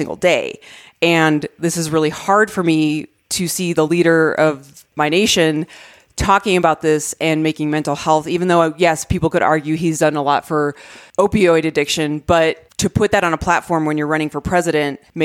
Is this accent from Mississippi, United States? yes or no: no; Arizona, United States; I grew up in Arizona